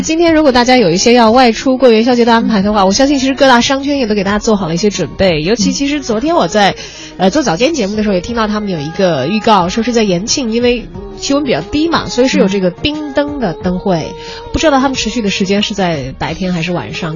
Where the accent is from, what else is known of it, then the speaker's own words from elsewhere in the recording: China; 我们中国人